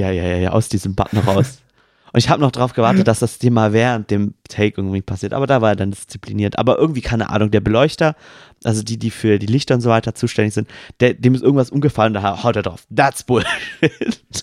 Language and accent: German; Swabia, Baden-Württemberg, Germany; accent: Swabian; ich möchte als Schwabe mal ganz kurz diesen Satz nochmal echt sagen, ähm, wie man ihn im Dialekt sprechen würde